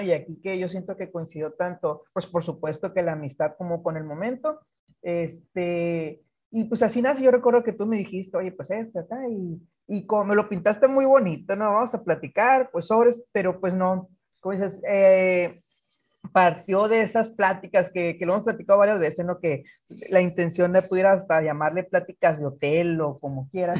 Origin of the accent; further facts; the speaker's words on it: Guaymas, Sonora, Mexico; yo soy de Guaymas, hijo de pescador